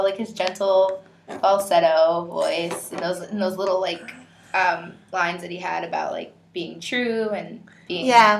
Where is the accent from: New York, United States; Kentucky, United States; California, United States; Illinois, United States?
New York, United States; Bronx; I'm from the Bronx, yo.